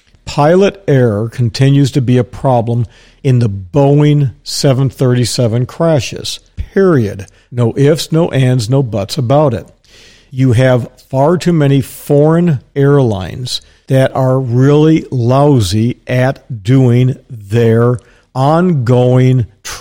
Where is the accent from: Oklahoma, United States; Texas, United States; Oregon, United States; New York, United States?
Texas, United States; Dallas; born there; also born or lived in Milwaukee, United States; when I came down from Milwaukee, Wisconsin to Tampa, Florida, I was born in Dallas and I was used to saying yes, ma'am, no, ma'am, yes, sir, no, sir. That's how I was raised, okay?